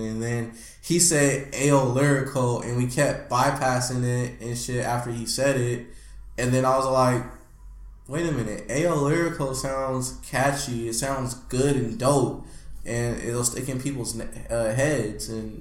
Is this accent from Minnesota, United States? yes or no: no; Pittsburg, California, United States; I'm originally from Pittsburgh, California.